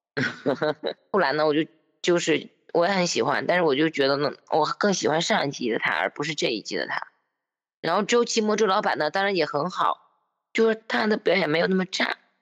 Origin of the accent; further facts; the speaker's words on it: Northeast China, China; accent: Northeastern (Dongbei); 我是东北人